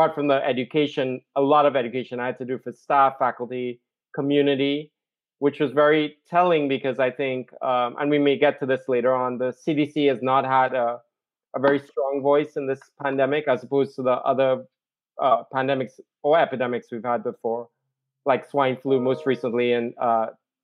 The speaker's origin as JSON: {"language": "English", "country": "Trinidad & Tobago", "tie": "born or raised there", "moved": "yes", "said": "I'm originally from the Caribbean. I'm from Trinidad and Tobago, the most southerly isle, right next to Venezuela. What was a British colony from 1797. And so we all grew up in the English system of education. And I grew up in a remote village"}